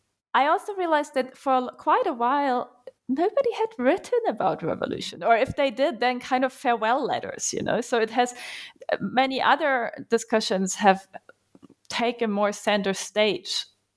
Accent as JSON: {"language": "English", "country": "Germany", "tie": "born or raised there", "said": "and as for my life background, I'm from Germany. Most of my academic training was spent there. I have spent some time in Cambridge and at the New School as well, though. And I've actually grown up very far away from the university on a little farm"}